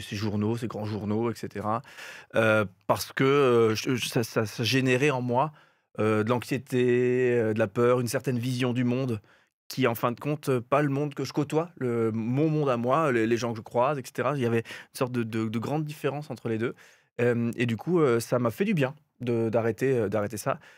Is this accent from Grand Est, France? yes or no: yes; Alsace, Grand Est, France; chez nous en Alsace